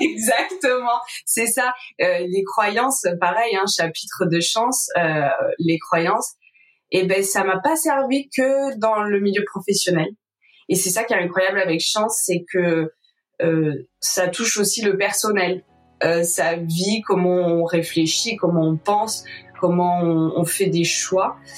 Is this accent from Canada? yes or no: no; Var, Provence-Alpes-Côte d'Azur, France; also born or lived in Marseille; Avant, je travaillais dans le Var parce que moi, je suis du Var.